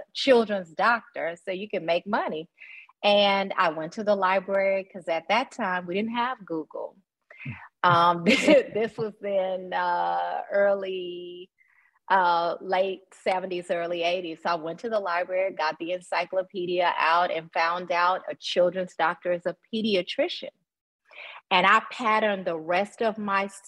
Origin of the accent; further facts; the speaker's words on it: Nashville, Tennessee, United States; moved away as an adult; also born or lived in Atlanta, Georgia / Boston, Massachusetts / Memphis, Tennessee; I'm originally from Nashville, Tennessee, born and raised